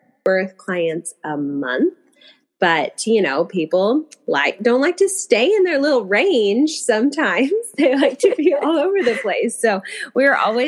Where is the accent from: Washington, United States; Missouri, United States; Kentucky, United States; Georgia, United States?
Washington, United States; Puyallup; now in Bonney Lake, United States; I grew up in Puyallup